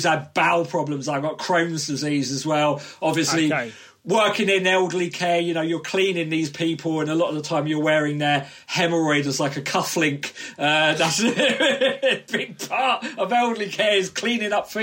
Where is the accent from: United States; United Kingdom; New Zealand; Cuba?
United Kingdom; Southend-on-Sea, East of England; Essex, so yeah, Southend on Sea